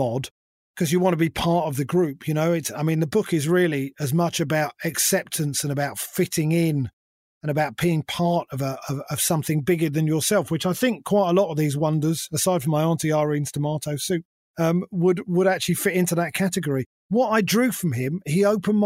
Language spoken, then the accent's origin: English; London, United Kingdom; I've always been a London boy. I grew up in London.